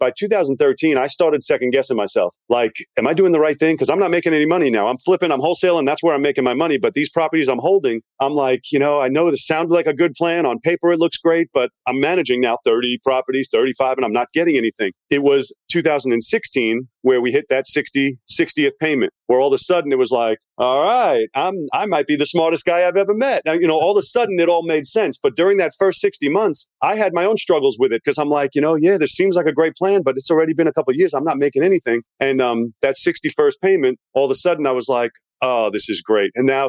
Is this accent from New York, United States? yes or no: yes; Long Island, New York, United States; moved away; also born or lived in Virginia; I'm from Long Island, New York, but I moved to Virginia, which is why my accent's a little bit confused.